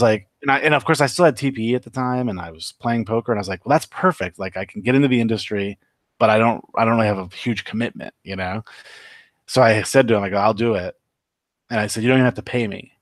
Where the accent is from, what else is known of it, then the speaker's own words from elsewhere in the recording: Upper Peninsula of Michigan, United States; moved away as an adult; also born or lived in Los Angeles; now in Las Vegas, United States; I left the U P in nineteen ninety